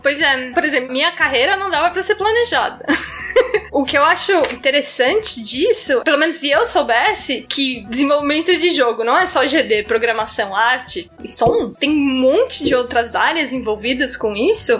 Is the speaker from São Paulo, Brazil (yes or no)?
yes; São Paulo, Brazil; moved away; Eu sou de São Paulo originalmente